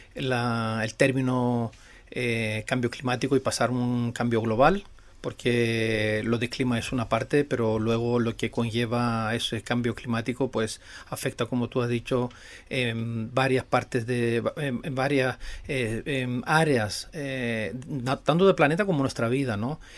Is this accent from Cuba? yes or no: no; Greece